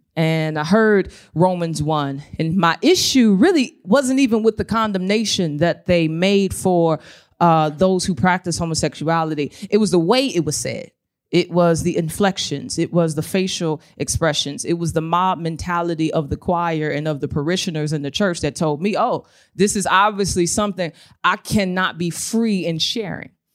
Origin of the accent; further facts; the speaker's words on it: St. Louis, Missouri, United States; I was born in Saint Louis, Missouri, um, to a single mother